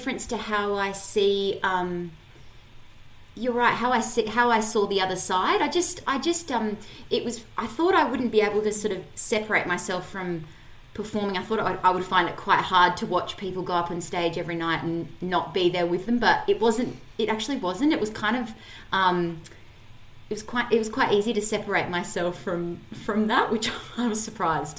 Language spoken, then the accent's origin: English; Adelaide, South Australia, Australia; I grew up in Adelaide. I'm from Adelaide.